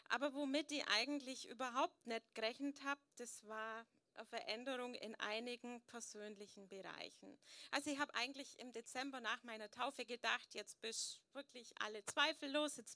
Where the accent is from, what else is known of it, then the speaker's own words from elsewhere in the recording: Möttingen, Bavaria, Germany; So, ja, viele kennen mich … bin aus Möttingen